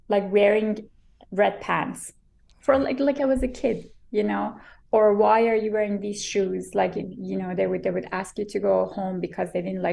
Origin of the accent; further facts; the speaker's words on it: Iran; now in Vancouver, Canada; growing up in Iran